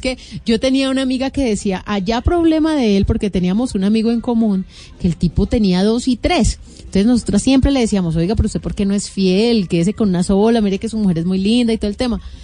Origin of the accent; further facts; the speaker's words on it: Colombia; nosotros como colombianos